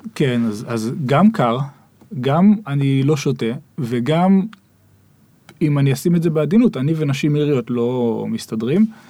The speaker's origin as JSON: {"language": "Hebrew", "country": "Israel", "moved": "as an adult", "said": "אנחנו ישראלים"}